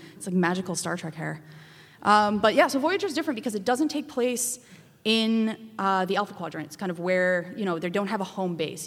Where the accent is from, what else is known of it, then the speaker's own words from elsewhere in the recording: Calgary, Alberta, Canada; now in Montreal, Canada; I'm from Calgary originally, Treaty 7